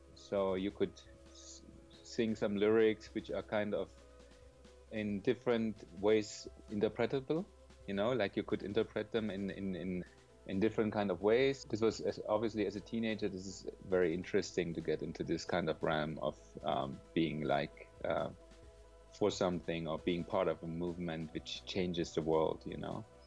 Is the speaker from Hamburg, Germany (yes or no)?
no; Berlin, Germany; English is a second language; moved away as an adult; also born or lived in Mexico; now in Colorado, United States; I'm a, a musician and composer from originally from Germany, from Berlin, and now in Colorado living. I started playing music when I was like about 14 years old, more seriously. This was in a time where the I, I grew up in East Germany